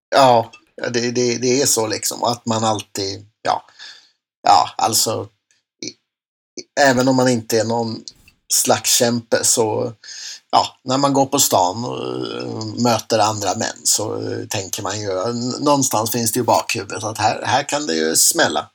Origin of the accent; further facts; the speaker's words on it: Enköping, Uppsala County, Sweden; i Enköping där jag växte upp